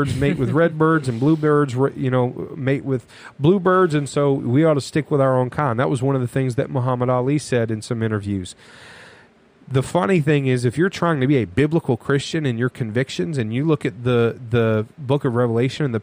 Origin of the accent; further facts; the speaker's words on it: North Carolina, United States; I grew up in North Carolina